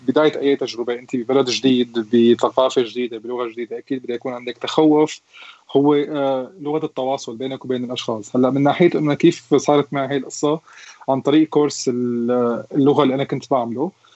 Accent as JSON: {"language": "Arabic", "country": "Syria", "moved": "as an adult", "lives_now": "Germany", "said": "عندنا بسوريا"}